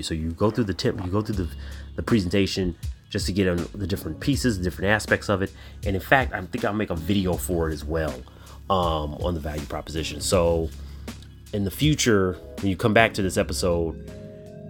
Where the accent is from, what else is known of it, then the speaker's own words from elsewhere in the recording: Chicago, Illinois, United States; my hometown team, is my Chicago Blackhawks